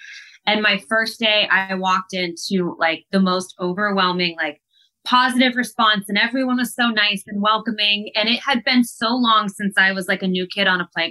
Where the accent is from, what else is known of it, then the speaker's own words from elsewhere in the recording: Columbus, Ohio, United States; Columbus, which is my hometown